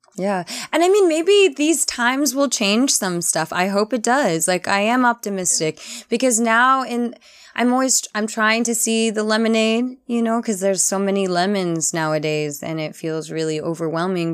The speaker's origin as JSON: {"language": "English", "town": "New Orleans", "region": "Louisiana", "country": "United States", "also_born_or_lived": "New Haven", "moved": "as an adult"}